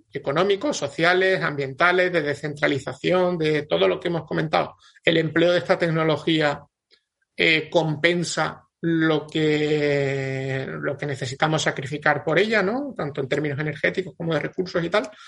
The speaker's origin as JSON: {"language": "Spanish", "region": "Andalusia", "country": "Spain", "said": "yo como soy andaluz"}